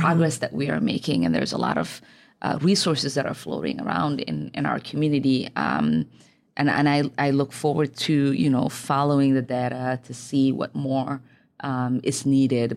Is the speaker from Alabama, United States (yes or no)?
no; Minneapolis, Minnesota, United States; also born or lived in Somalia; growing up in Cedar back then